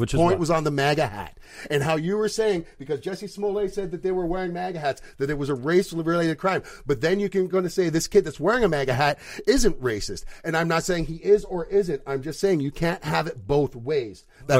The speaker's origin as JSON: {"language": "English", "town": "Welland", "region": "Ontario", "country": "Canada", "tie": "born or raised there", "said": "So I grew up in Welland. Okay? I grew up in Welland and I've been called nigger my entire life."}